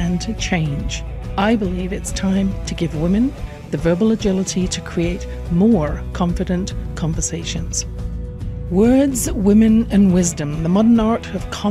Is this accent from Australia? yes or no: no; England, United Kingdom; born or raised there